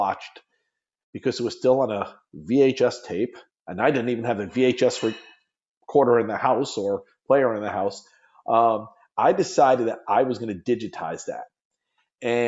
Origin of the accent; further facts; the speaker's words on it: Long Island, New York, United States; moved away as an adult; now in Florida, United States; Growing up on Long Island